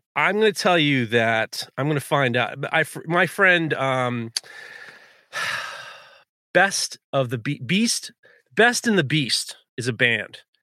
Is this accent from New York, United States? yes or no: yes; New York City, New York, United States; growing up in New York City, we never went to Canada